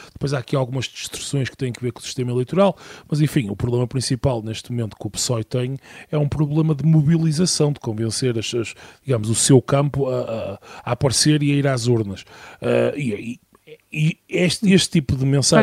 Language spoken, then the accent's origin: Portuguese; Minho, Portugal; sou minhoto